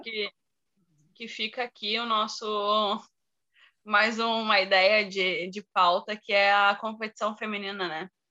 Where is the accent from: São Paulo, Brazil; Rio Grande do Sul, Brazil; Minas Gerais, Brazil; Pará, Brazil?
Rio Grande do Sul, Brazil; interior of; eu sou do interior do Rio Grande do Sul